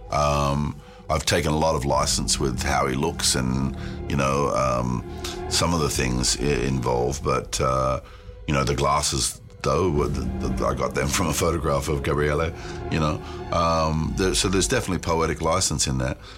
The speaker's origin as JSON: {"language": "English", "country": "New Zealand", "tie": "born there", "said": "I was born in New Zealand, so it seems quite significant to somebody"}